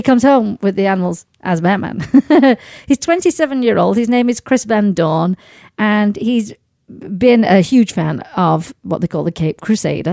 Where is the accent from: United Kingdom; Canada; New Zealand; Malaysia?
United Kingdom; Sheffield, Yorkshire and the Humber; moved away; my hometown of Sheffield